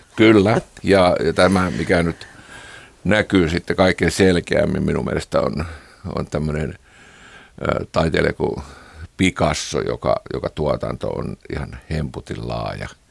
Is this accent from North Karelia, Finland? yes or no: yes; Kiihtelysvaara, North Karelia, Finland; minä olen kotoisin tämmöisestä itäsuomalaisesta kiihtelyysvaralaisesta maalaiskodista